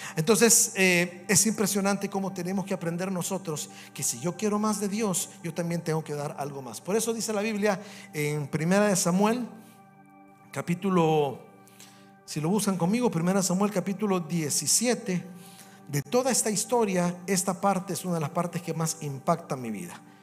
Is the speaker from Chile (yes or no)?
no; El Salvador; moved away as an adult; also born or lived in Canada; cuando voy al Salvador, o cuando estoy en mi país, me trae tantos buenos recuerdos o tantos recuerdos cuando paso en la escuela que yo estudié cuando era un niño.